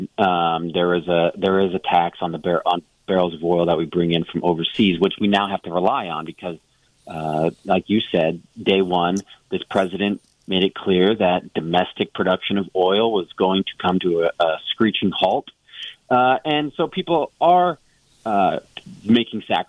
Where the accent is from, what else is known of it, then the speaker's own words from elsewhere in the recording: Phoenix, Arizona, United States; I grew up in Phoenix